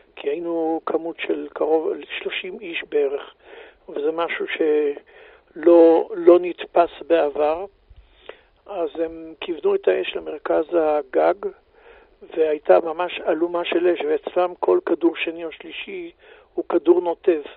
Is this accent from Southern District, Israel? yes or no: yes; Beersheba, Southern District, Israel; moved away as an adult; also born or lived in Gilat; now in Jerusalem, Israel; אני נולדתי בבאר שבע, אה, גדלתי, ב... למדתי בשכונה, ב... בישיבה התיכונית